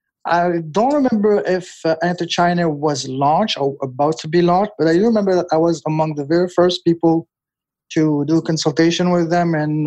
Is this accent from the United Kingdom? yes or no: no; France; also born or lived in Toronto, Canada / Edmonton, Canada; now in China; I'm Canadian. I grew up in France